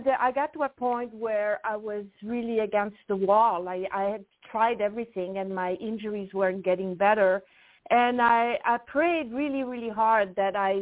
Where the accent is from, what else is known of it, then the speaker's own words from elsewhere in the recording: French part of Switzerland, Romandy, Switzerland; English is a second language; moved away; So I'm from actually the French part of Switzerland, and I grew up on a farm